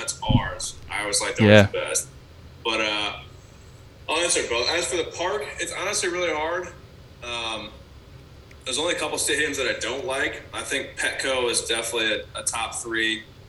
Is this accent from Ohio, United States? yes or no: yes; Bryan, Ohio, United States; also born or lived in Georgia; now in California, United States; I had a really good time growing up in Bryan.